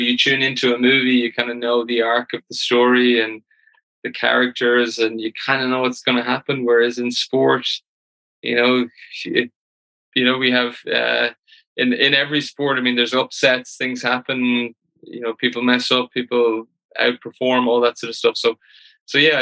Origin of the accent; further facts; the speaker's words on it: Ireland; as all Irish people